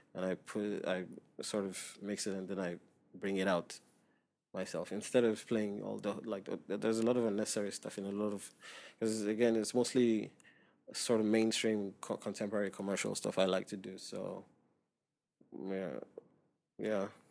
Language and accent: English; Lagos, Nigeria; moved away as an adult; now in Dubai, United Arab Emirates; I grew up in Nigeria